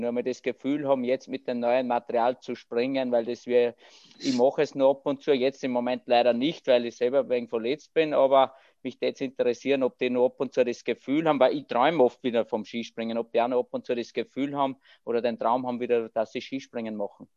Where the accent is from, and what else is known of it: Austria